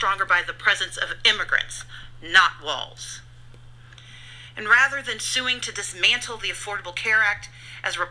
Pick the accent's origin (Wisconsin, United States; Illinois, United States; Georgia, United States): Georgia, United States